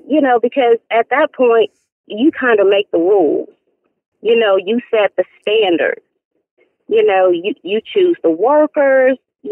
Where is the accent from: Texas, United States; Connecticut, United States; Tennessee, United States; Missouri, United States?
Tennessee, United States; Nashville; now in Raleigh, United States; We would have to take it back to Nashville, Tennessee. We would have to take it back to my hometown now.